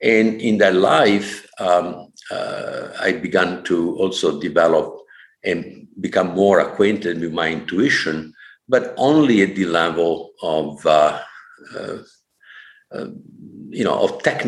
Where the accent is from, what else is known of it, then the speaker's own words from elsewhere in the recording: Vicenza, Veneto, Italy; English is a second language; moved away as an adult; now in California, United States; born, growing up, educated in Catholic Italy, North Italy. Vicenza was my hometown